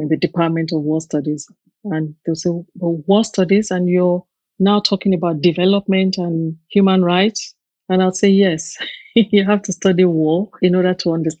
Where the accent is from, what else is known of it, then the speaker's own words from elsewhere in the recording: Nigeria; moved away as an adult; now in United Kingdom; I grew up in Nigeria